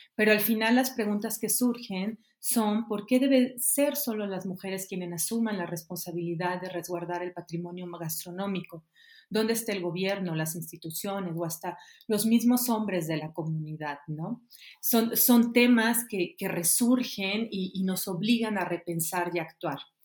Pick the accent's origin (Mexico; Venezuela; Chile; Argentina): Mexico; como pueblo, como sociedad y como mexicanos